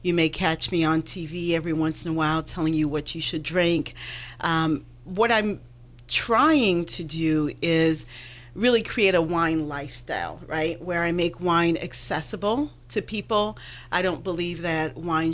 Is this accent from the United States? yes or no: no; Haiti; moved away; I grew up in Haiti